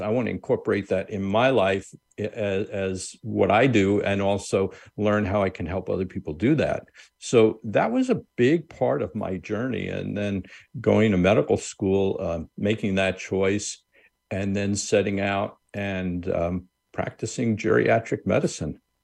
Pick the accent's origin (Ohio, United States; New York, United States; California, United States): New York, United States; Long Island; I grew up on Long Island, New York